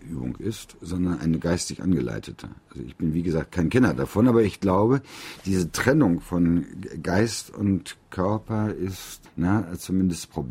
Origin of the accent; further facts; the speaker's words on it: North Rhine-Westphalia, Germany; in meiner Heimat im Bergischen Land